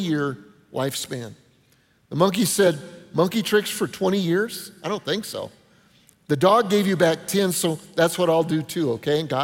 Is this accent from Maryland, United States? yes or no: no; Denver, Colorado, United States; moved away; I grew up in Denver